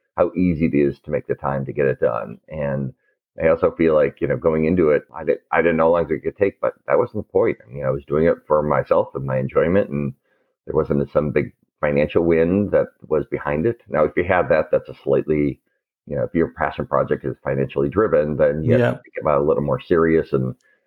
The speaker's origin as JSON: {"language": "English", "town": "Detroit", "region": "Michigan", "country": "United States", "tie": "born or raised there", "said": "as a kid growing up in Detroit"}